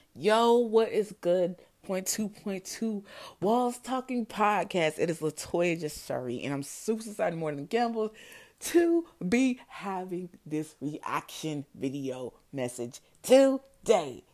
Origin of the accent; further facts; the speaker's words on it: New Jersey, United States; I grew up in New Jersey